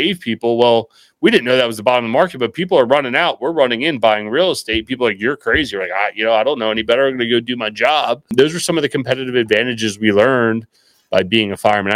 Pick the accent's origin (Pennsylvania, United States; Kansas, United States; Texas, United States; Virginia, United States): Pennsylvania, United States; just outside of Philadelphia; I'm actually just outside of Philadelphia, but our office is in Baltimore, Maryland